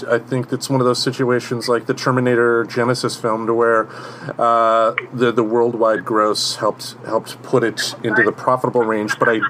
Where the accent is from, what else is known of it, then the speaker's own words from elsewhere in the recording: Michigan, United States; Growing up in Michigan, back in the good old days, I would single parent households, go to my father's house on the weekends.